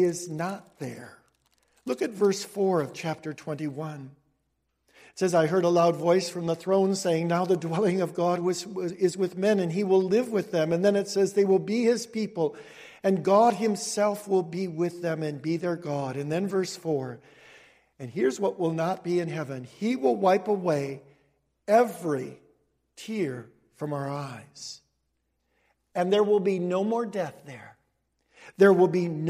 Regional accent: Cicero, Illinois, United States; also born or lived in Denver, Colorado; when I grew up in Cicero

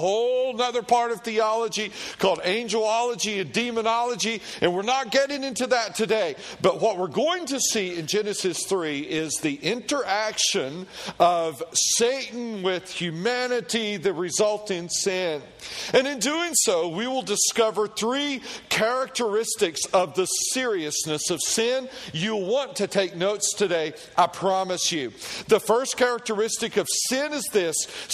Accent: Tennessee, United States; I grew up in Tennessee, and in Tennessee, all we did with pigs was feed them slop and eat them

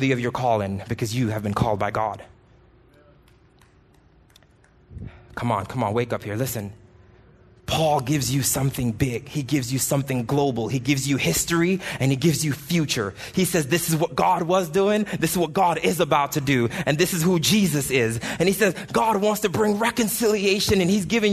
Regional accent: Jamaica; moved away; I grew up in Jamaica

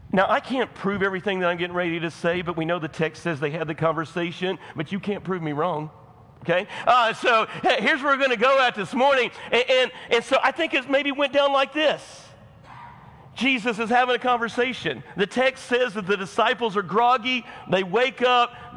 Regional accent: United States; I'm American

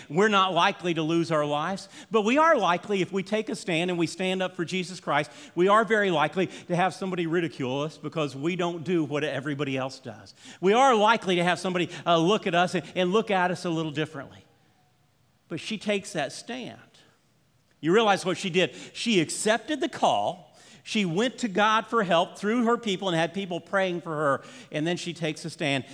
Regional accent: Orlando, Florida, United States; we grew up in Orlando, Florida

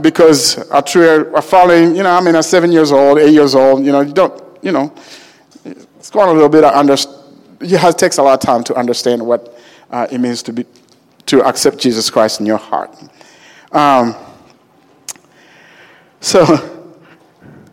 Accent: Uganda; now in United States; I was born in Uganda, Africa, and I am the seventh of 14 children

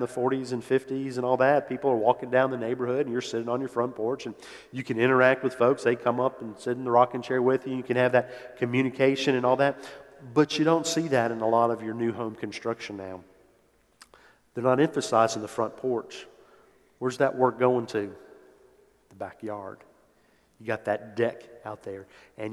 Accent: New Orleans, Louisiana, United States; moved away as an adult; I grew up in New Orleans, was born there, lived there until went off to college.

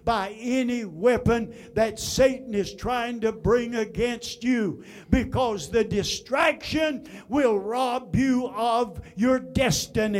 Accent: United States; I am an American

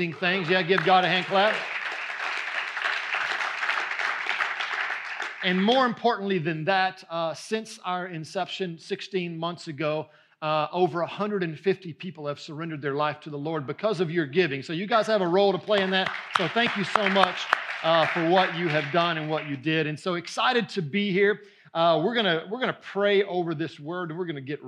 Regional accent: just outside of Houston, Southeast Texas, United States; I come from Southeast Texas, just outside of Houston

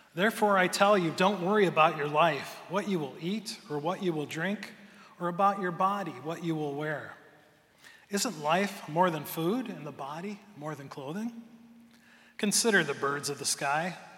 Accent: Cleveland, Ohio, United States; now in Michigan, United States; I grew up in the Cleveland area

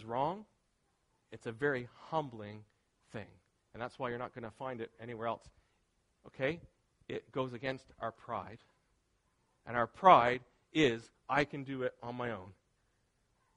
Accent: near Ski Wentworth, Nova Scotia, Canada; where I grew up near Ski Wentworth

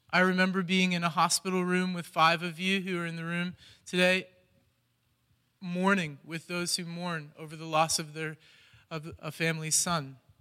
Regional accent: Columbus, Ohio, United States; moved away as an adult; now in Cleveland, United States; I'm from Columbus originally

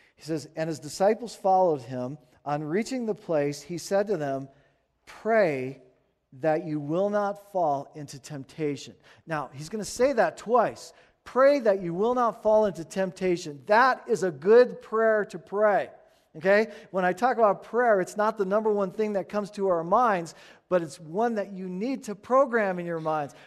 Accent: United States; we're American

